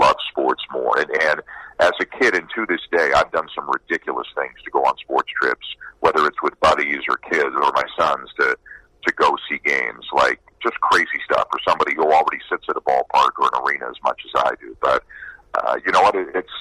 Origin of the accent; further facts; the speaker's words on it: Toronto, Ontario, Canada; moved away; I'm Canadian. I'm from Toronto